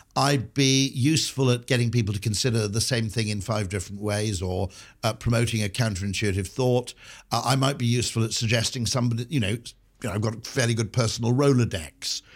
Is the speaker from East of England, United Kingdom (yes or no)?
no; Wales, United Kingdom; growing up in Wales is a bit of a bonus